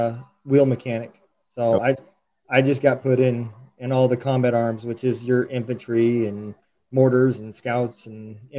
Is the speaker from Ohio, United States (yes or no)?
no; Lincoln, Nebraska, United States; also born or lived in Iowa; So originally I was in Nebraska.